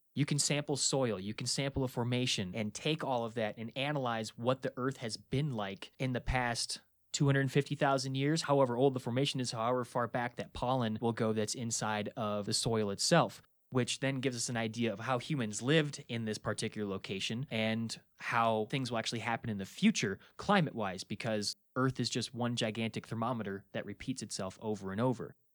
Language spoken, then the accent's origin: English; Minnesota, United States; I'm from Minnesota. We've got limestone all over the place.